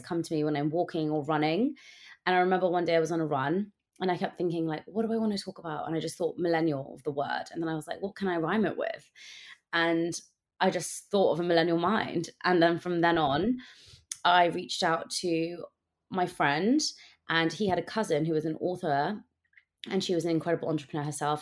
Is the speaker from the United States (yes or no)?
no; United Kingdom; growing up as a British South Asian girl in the U K